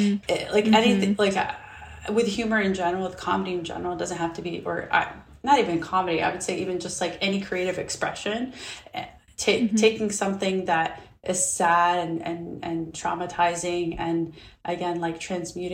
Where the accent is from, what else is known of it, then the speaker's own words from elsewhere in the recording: Alabama, United States; moved away as an adult; also born or lived in Ramallah, West Bank, Palestine; now in Brooklyn, United States; growing up in Alabama